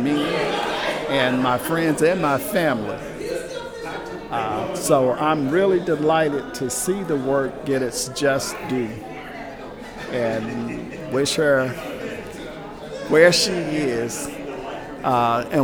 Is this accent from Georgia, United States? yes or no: yes; Atlanta, Georgia, United States; I'm from Atlanta, Georgia